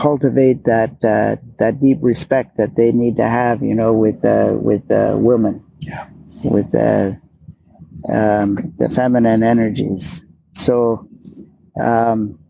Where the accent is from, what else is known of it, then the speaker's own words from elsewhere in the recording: Sept-Îles, Quebec, Canada; also born or lived in Hope, British Columbia; now in British Columbia, Canada; I was born in Hope, BC, and my dad, he got a job in Sept-Îles, Quebec, and he moved our family over there. And so I grew up in a town that included you know, French and English, Italians, Portuguese